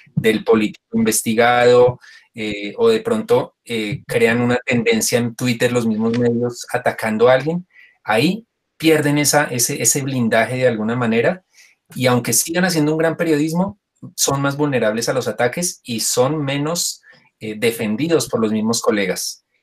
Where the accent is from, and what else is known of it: Colombia